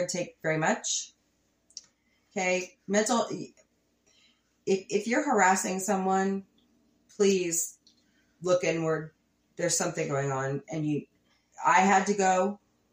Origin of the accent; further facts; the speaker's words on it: Ozark Mountains, the Ozarks, United States; We're from the Ozark Mountains.